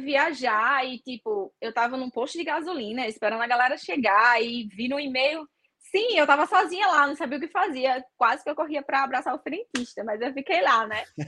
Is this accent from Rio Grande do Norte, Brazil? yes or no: yes; Natal, Rio Grande do Norte, Brazil; na minha cidade, que, né, que eu sou de Natal